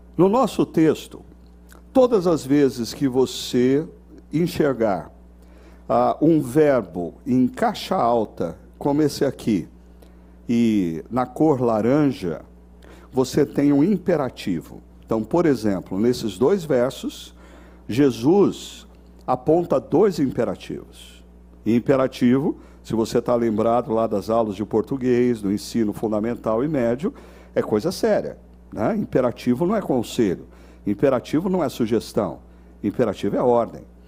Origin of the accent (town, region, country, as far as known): Brazil